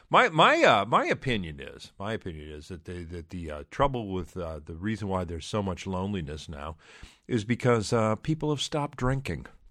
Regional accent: around Detroit, Michigan, United States; the area where I grew up around Detroit

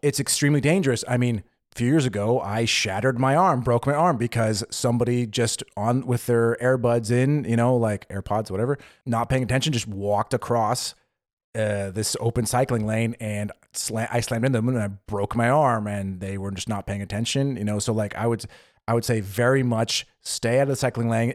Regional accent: California, United States; moved away as an adult; now in Germany; where I grew up in California

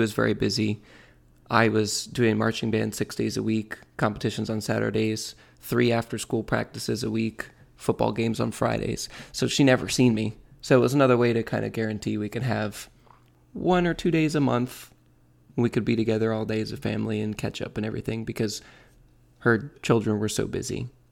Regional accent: Michigan, United States; now in Florida, United States; I grew up in Michigan

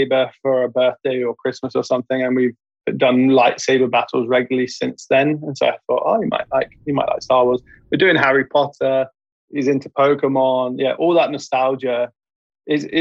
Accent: Leicester, East Midlands, United Kingdom; moved away; where I grew up in Leicester, in the Midlands.

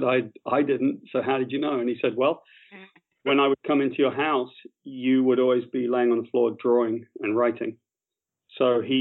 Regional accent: West Country, South West England, United Kingdom; I grew up in the West Country of Great Britain

